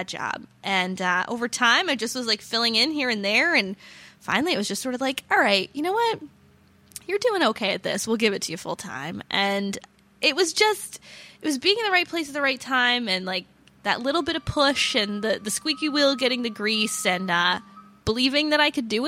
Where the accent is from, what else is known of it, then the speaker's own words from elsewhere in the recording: Warwick, Rhode Island, United States; I've lived here my whole life. I grew up in Warwick.